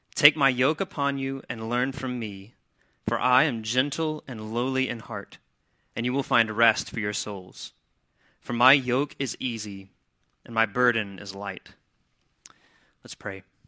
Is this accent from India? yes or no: no; Mississippi, United States; now in Wilmington, United States; I'm from Mississippi